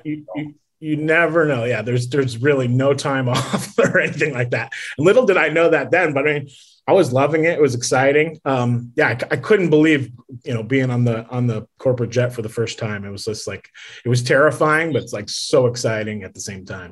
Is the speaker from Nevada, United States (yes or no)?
yes; Las Vegas, Nevada, United States; also born or lived in Connecticut; But then I moved to Las Vegas as a kid